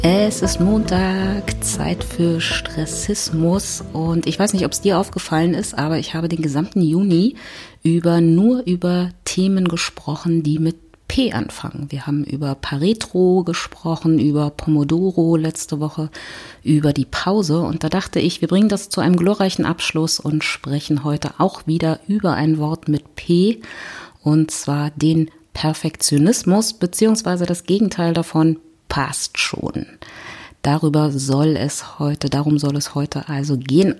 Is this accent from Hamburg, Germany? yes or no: no; Berlin, Germany; ich komme aus Berlin